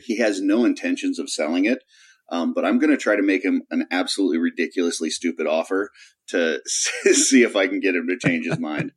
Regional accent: Kansas City, United States; I lived in Kansas City when I was growing up

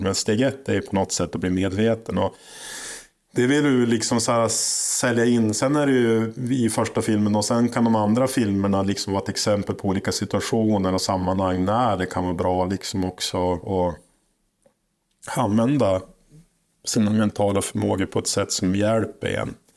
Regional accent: Holmsund, Västerbotten County, Sweden; jag är född och uppväxt i Holmsund som ligger utanför Umeå här

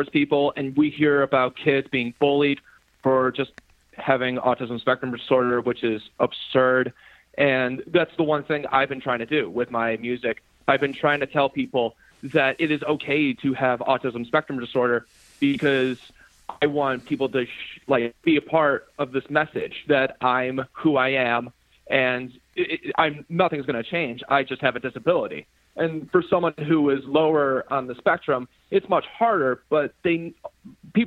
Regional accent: Park Ridge, Illinois, United States; I am from Park Ridge, Illinois, which is a very small town in Chicago, Illinois. It's more of a suburb. And the thing about my hometown is that everyone is a community

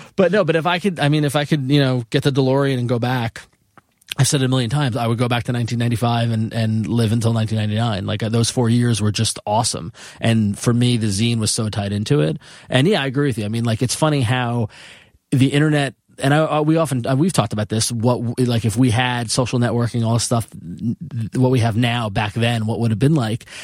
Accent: Long Island, New York, United States; moved away as an adult; also born or lived in Ithaca / San Francisco; I grew up on Long Island

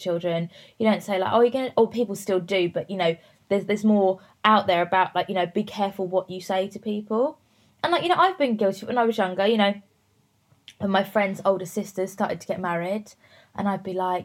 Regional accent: Worthing, South East England, United Kingdom; Worthing, so near Brighton, like right down on the south coast

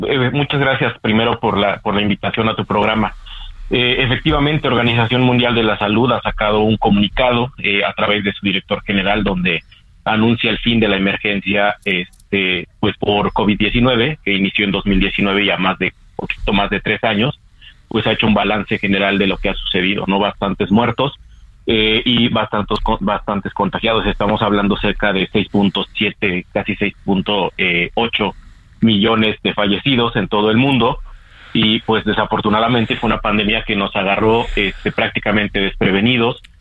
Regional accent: Mexico; como sociedad mexicana

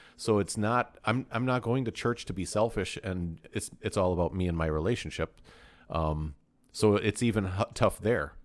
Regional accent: United States; we're American

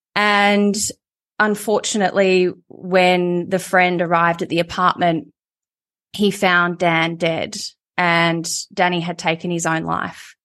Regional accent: Melbourne, Victoria, Australia; moved away as an adult; also born or lived in Sydney; I ended up moving to Sydney. So it's an hour's flight from Melbourne.

